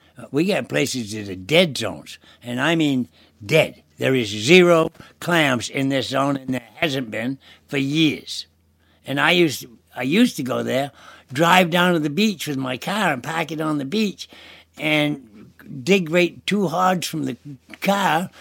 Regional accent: Deer Isle, Maine, United States; I'm from Deer Isle, born and brought up in Deer Isle

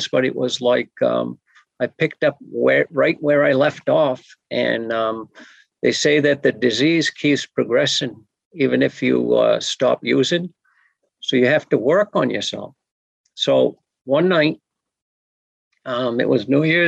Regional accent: Pleasant Point, Maine, United States; I'm from Sebayeg, Pleasant Point, in down east Maine

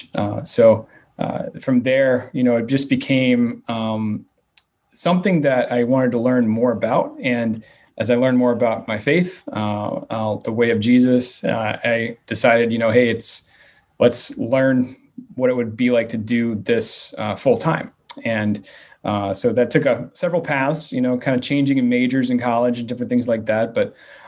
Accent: United States; also born or lived in suburban America; now in Lewiston, United States; we're from the Virginia, West Virginia area. So the West Virginia Appalachian Baptist Church was kind of what I was raised

